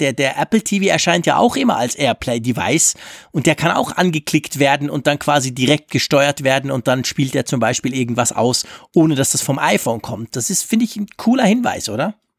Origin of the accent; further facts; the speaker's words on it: Switzerland; als Schweizer